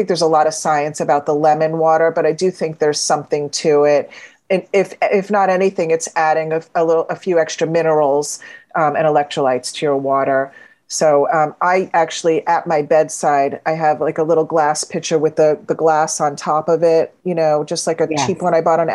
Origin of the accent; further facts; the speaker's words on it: Florida, United States; I grew up in Florida.